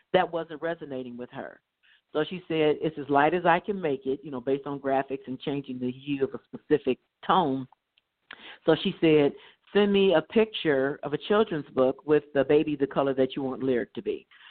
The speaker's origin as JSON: {"language": "English", "town": "Dayton", "region": "Ohio", "country": "United States", "tie": "born or raised there", "said": "I grew up in Dayton, Ohio. Um, prior to the first grade, my father was in military, so we did travel abroad and then stateside, but we landed and rooted in Dayton, Ohio."}